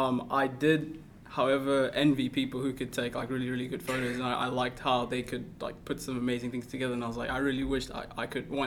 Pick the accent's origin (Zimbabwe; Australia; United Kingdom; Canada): Zimbabwe; born there; also born or lived in Kenya / South Africa; Okay, so I am I was born in Zimbabwe. Mm-hmm. Although I am originally from Kenya, and then from Zimbabwe, my family and I moved to South Africa. I lived there for 9 years